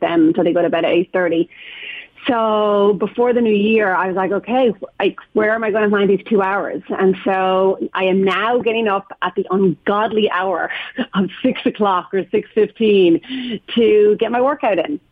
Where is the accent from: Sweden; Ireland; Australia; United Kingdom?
Ireland; moved away as an adult; now in San Francisco, United States; just being Irish